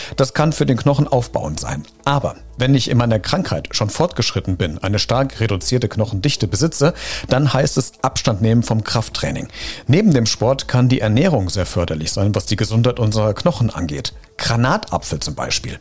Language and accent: German; Germany; Bei uns in Deutschland